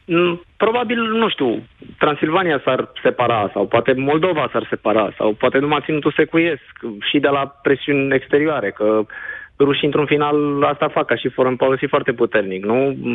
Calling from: London, United Kingdom; Uh, da, te sunt din Londra, Moise

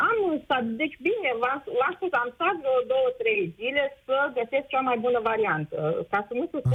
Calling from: Mălin, Suceava County, Romania; Eu sunt din Suceava, nu sunt din Suceava, uh, sunt la 50 de kilometri din Suceava, într-o localitate, Mălin.

